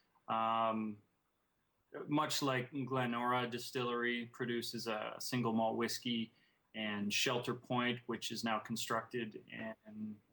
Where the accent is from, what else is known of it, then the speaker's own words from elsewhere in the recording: Canada; it ties into my Scottish heritage as well. I mean, I'm Canadian